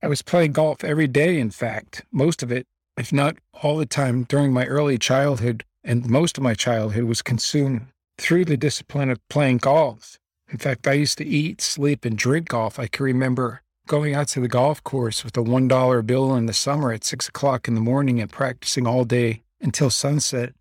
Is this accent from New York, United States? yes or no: no; Las Vegas, Nevada, United States; also born or lived in Belleville, New Jersey; My parents, along with me and my sister, moved to Las Vegas, Nevada in nineteen sixty-nine